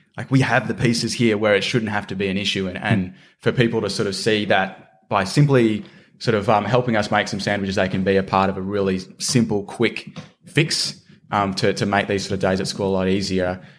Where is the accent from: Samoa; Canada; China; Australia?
Australia; Shepparton, Victoria; Shepparton in country Victoria, which is my hometown.